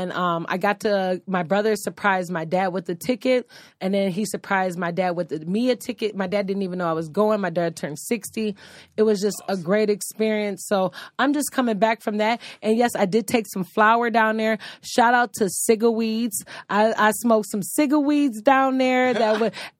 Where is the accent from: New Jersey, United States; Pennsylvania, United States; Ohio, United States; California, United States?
Ohio, United States; Lorain; moved away as an adult; now in Phoenix, United States; I am from Lorain, Ohio. I've been here in the Valley of Phoenix for 10 years